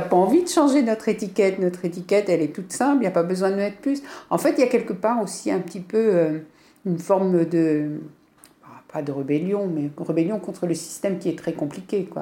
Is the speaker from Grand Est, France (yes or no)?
no; Brittany, France; en tant que breton